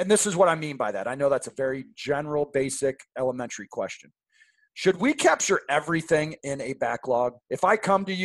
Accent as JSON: {"language": "English", "town": "Seattle", "region": "Washington", "country": "United States", "tie": "born or raised there", "moved": "yes", "lives_now": "St. Louis, United States", "said": "I grew up in Seattle and it just drips."}